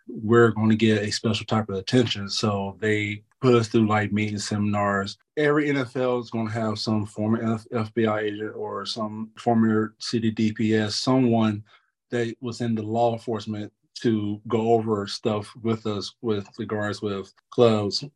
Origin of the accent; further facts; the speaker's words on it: North Carolina, United States; I grew up in North Carolina, you know, born and raised.